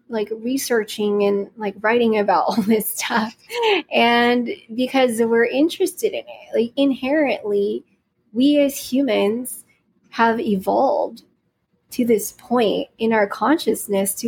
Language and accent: English; California, United States; also born or lived in Philippines; I was born in the Philippines and I grew up here in California